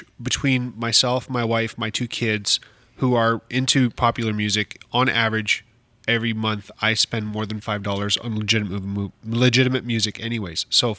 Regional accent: Canada; the only thing that I know as a Canadian

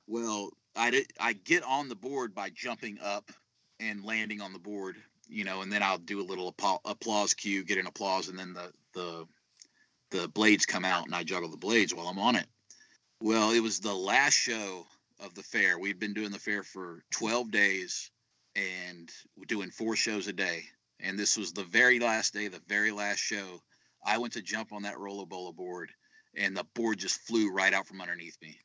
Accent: South Texas, United States; I'm from I'm from South Texas

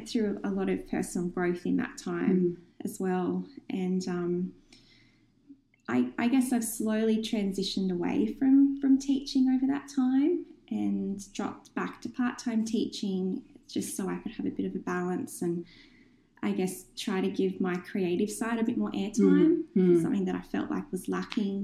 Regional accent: Newcastle, New South Wales, Australia; So I was born in Newcastle. I've lived here for most of my life. So I'm very passionate about Newcastle and being a Novocastrian

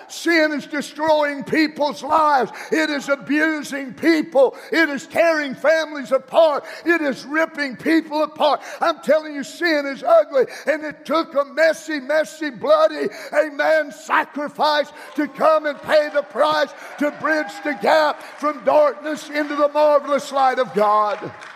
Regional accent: Tulsa, Oklahoma, United States; I grew up in Tulsa, Oklahoma. And I grew up on, on the west side of Tulsa.

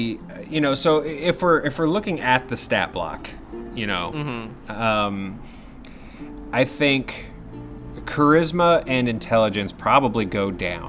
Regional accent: the South, United States; I'm from the South, and they're they are hardy little bastards.

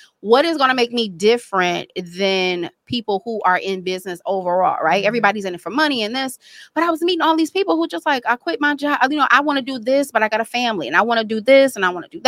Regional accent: Detroit, Michigan, United States; moved away; also born or lived in Florida; born and raised here

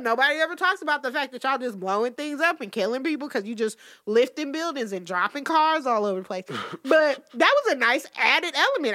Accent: Detroit, Michigan, United States; I'm still from Detroit

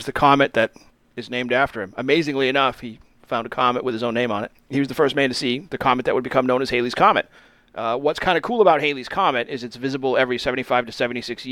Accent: New Bedford, Massachusetts, United States; in our hometown

